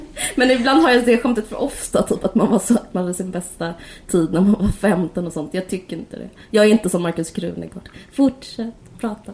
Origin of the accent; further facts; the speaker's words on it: Simrishamn, Skåne, Sweden; när vi växte upp i Simrishamn eller utanför